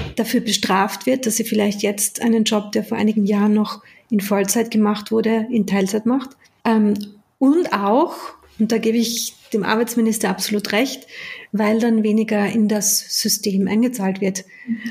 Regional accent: Austria; moved away as an adult; also born or lived in United Kingdom; Ich bin zwar in Österreich geboren, aber ich habe dort ja Großteil meines Erwachsenenlebens verbracht

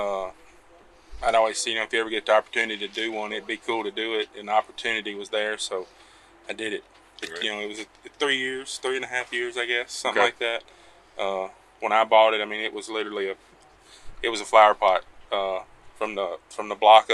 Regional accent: Singer, Louisiana, United States; I'm from Singer, Louisiana, kind of, I guess, north Lake Charles, south of DeRidder, southwest corner

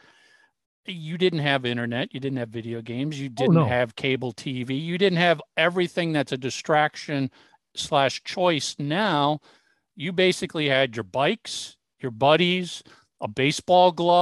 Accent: Minneapolis, Minnesota, United States; moved away; I grew up in Minneapolis, have since moved away

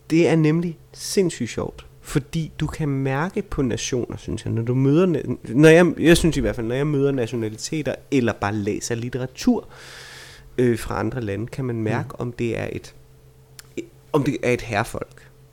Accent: Vejle, Southern Denmark, Denmark; jeg er fra Vejle

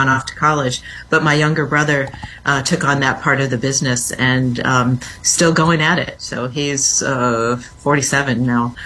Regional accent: industrial Midwest, United States; moved away as an adult; now in Washington, D.C., United States; I grew up in the industrial Midwest, which isn't so industrial these days.

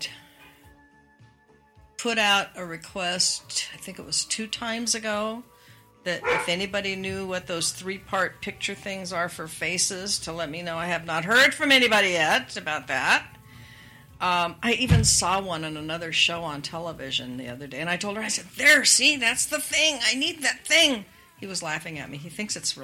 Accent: Spokane, Washington, United States; moved away; I grew up in Washington State. We had snow. Especially in Spokane.

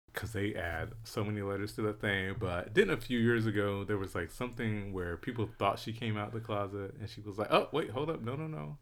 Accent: Philadelphia, Pennsylvania, United States; I'm from Philly

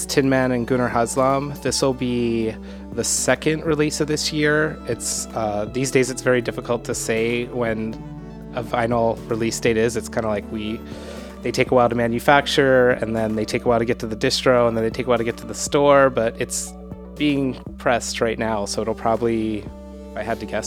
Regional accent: Pittsburgh, Pennsylvania, United States; moved away as an adult; now in New York, United States; I'm from Pittsburgh, and I moved to New York in 1997

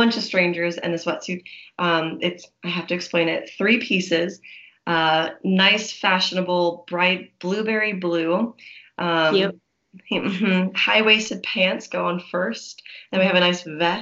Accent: Palmdale, California, United States; I was born in Palmdale, like kind of born and raised in the desert

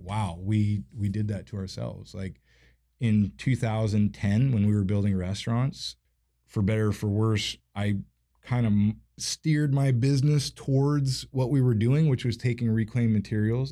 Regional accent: Seattle, Washington, United States; I grew up in View Ridge

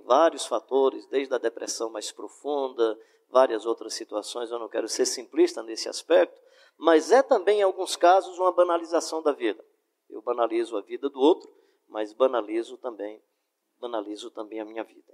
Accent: Fortaleza, Ceará, Brazil; eu sou de Fortaleza

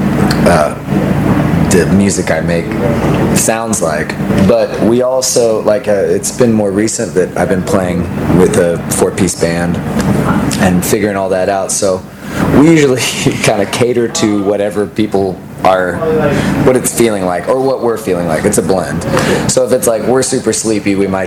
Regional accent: Austin, Texas, United States; growing up in Austin

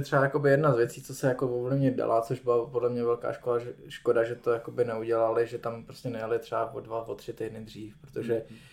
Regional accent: Czechia

